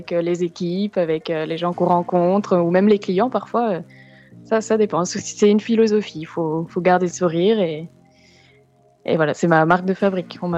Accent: France; ou les petites fautes qu'on fait parce qu'on est français.

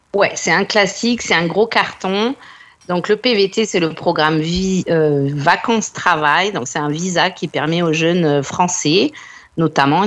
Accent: France; now in Australia; en tant que Française

